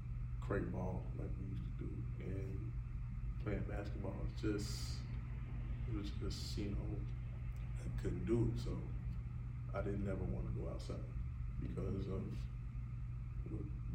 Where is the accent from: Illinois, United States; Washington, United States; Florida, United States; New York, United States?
Illinois, United States; Chicago; I grew up here in Chicago, West Side